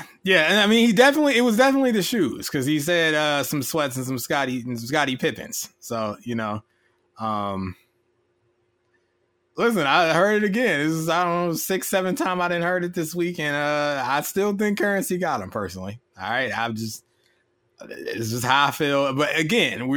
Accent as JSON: {"language": "English", "region": "Illinois", "country": "United States", "tie": "born or raised there", "said": "I grew up in Illinois"}